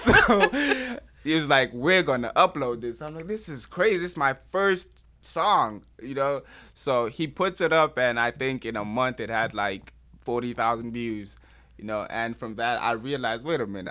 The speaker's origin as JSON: {"language": "English", "country": "Nigeria", "said": "as a Nigerian"}